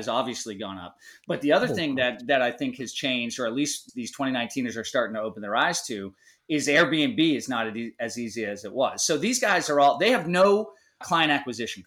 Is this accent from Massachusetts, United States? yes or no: yes; Easton, Massachusetts, United States; now in Outer Banks, North Carolina, United States; I grew up in Easton. Conrad and I are both Massholes, have migrated away from Massachusetts